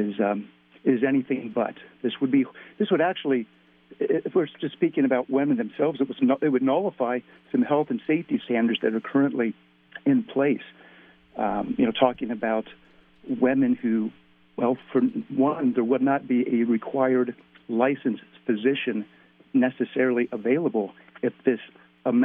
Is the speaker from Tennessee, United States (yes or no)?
no; Ohio, United States; I was born and raised in Ohio